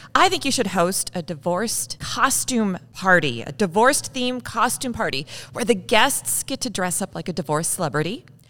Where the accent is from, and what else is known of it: Saint Paul, Minnesota, United States; born or raised there